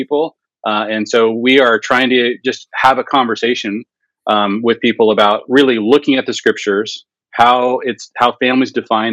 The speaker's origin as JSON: {"language": "English", "town": "Seattle", "region": "Washington", "country": "United States", "tie": "born or raised there", "also_born_or_lived": "Jerusalem", "moved": "yes", "lives_now": "Fort Thomas, United States", "said": "I grew up in Seattle, but we've been living here for a while now."}